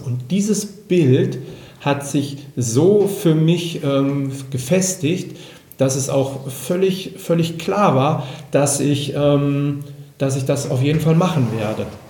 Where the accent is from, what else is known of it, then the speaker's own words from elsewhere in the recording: Germany; bei uns in Deutschland